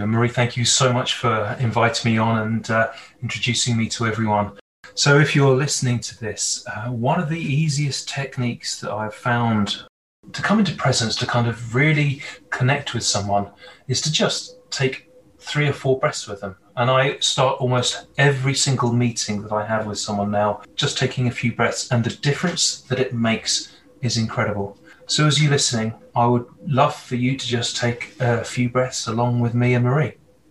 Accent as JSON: {"language": "English", "region": "England", "country": "United Kingdom", "tie": "born or raised there", "moved": "as an adult", "lives_now": "Canada", "said": "Well, from my accent, from my Hollywood villain accent, probably tell that I'm not Canadian. I've been here just over a year as a resident"}